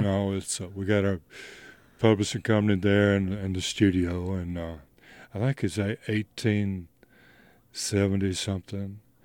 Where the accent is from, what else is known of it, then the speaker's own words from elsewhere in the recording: Goodwill, Louisiana, United States; also born or lived in Texas / Memphis, Tennessee; now in Leiper's Fork, United States; I grew up in, um, it's a little place called Goodwill, Louisiana.